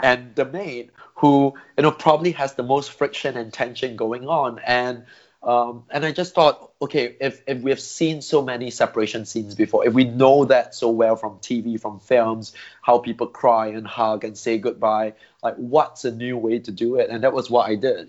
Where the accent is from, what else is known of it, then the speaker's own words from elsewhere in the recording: Singapore; I grew up in Singapore